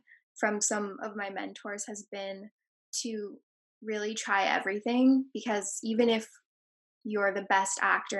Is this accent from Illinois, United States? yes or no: no; New York City, New York, United States; I grew up in Tribeca